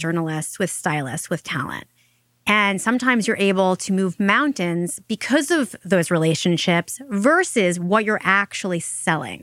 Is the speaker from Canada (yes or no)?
no; Long Island, New York, United States; we grew up in Long Island, and she would drive me probably twice a week to see a doctor in the city